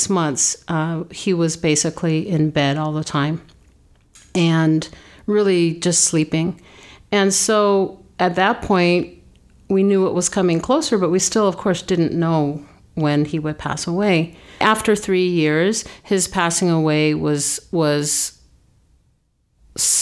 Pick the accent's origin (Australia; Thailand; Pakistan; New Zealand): New Zealand; moved away; also born or lived in Japan / China / Italy / Canada; I was born in New Zealand